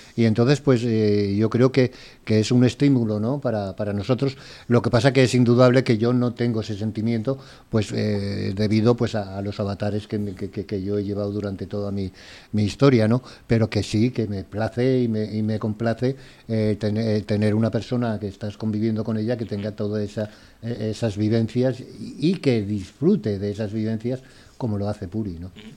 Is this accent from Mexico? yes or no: no; Valencia, Valencian Community, Spain; sí soy valenciano también y nacido además en, en la capital